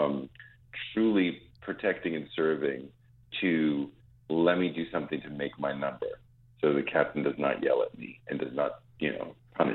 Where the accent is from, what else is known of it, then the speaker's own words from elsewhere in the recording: New York, United States; as a New Yorker